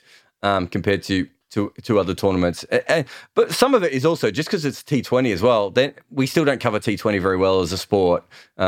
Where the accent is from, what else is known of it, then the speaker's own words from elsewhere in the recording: Australia; an Australian fan